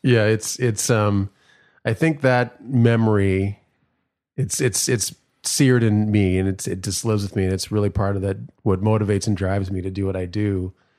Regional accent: Minneapolis, Minnesota, United States; growing up in Minneapolis, not too far from where George Floyd was murdered

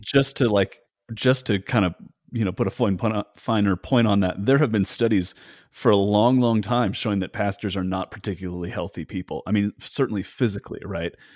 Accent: United States; as an American

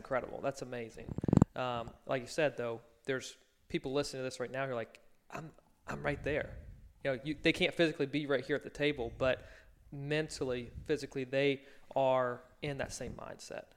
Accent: Virginia, United States; I grew up in Virginia

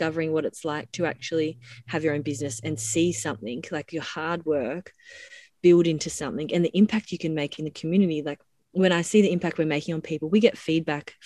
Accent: Dunedoo, New South Wales, Australia; moved away; I grew up in Dunedoo, which is a small town in central west New South Wales

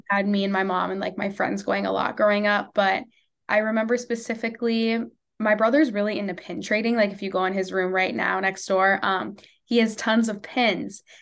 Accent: Maple Grove, Minnesota, United States; I am from Maple Grove, Minnesota

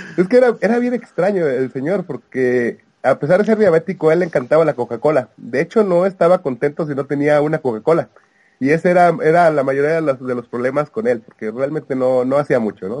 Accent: Veracruz, Mexico; yo soy, yo soy de Veracruz

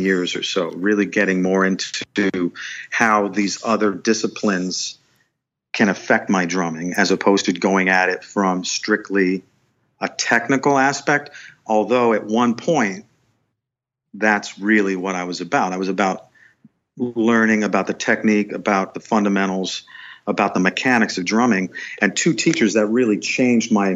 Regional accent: Wilkes-Barre, Pennsylvania, United States; I stayed close by in my hometown and went to the local university, the local college. Wilkes College was the name of the school.

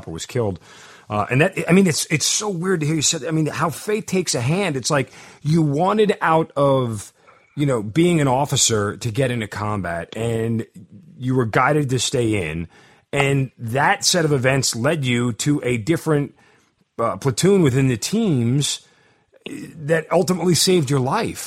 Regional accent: Long Island, New York, United States; I'm from Long Island

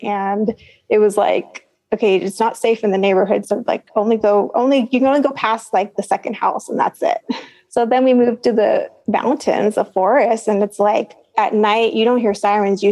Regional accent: San Jose, California, United States; also born or lived in Los Angeles; now in Santa Cruz, United States; I was actually born in Los Angeles. And then before I was 1 year old, we moved back to San Jose. So like East San Jose, where my parents were from

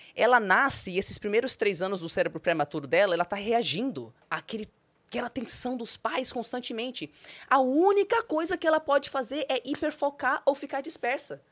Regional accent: Brazil; also born or lived in United States; Eu sou brasileira

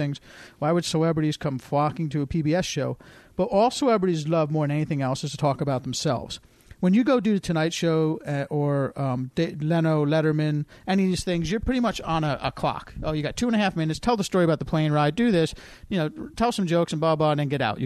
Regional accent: New Jersey, United States; moved away as an adult; also born or lived in West Virginia; where I grew up in New Jersey

